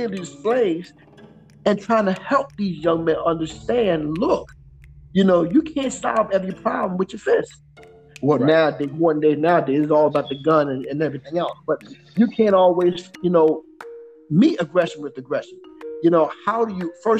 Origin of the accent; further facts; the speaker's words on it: Philadelphia, Pennsylvania, United States; I came from Southwest Philly